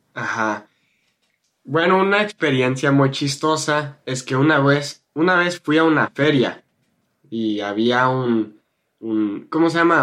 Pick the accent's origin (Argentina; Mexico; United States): United States; Spanish is a second language; now in California, United States; Yo soy un gringo y aprendí el español en la preparatoria hace siete años